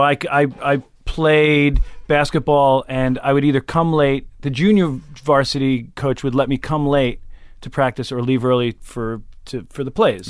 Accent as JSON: {"language": "English", "town": "West Islip", "region": "New York", "country": "United States", "tie": "born or raised there", "also_born_or_lived": "Mastic, New York / Pennsylvania", "said": "I grew up on Long Island"}